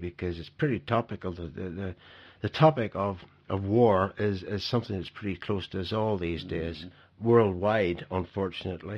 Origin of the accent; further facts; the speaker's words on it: Ireland; now in Bergen, Norway; I'm actually not Norwegian. I'm Irish, but I've lived in Norway